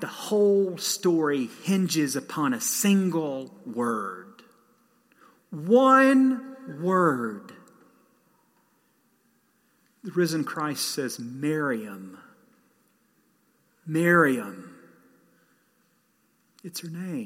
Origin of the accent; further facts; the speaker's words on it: Southeast, United States; moved away; I didn't grow up here. I grew up in the Southeast